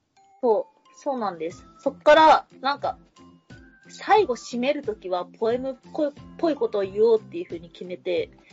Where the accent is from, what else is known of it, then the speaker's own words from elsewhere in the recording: Kansai, Japan; 自分が、まあ、関西人なんで、一応。